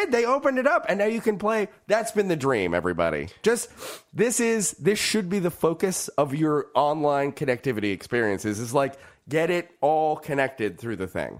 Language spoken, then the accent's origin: English; California, United States; growing up in California